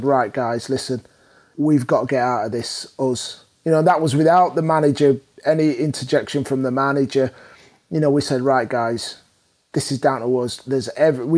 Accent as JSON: {"language": "English", "town": "Leeds", "region": "Yorkshire and the Humber", "country": "United Kingdom", "tie": "born or raised there"}